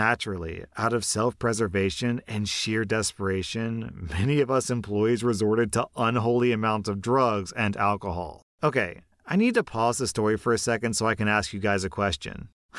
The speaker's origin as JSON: {"language": "English", "region": "Florida", "country": "United States", "said": "I don't have much of a defense, except that I'm from Florida and this took place there."}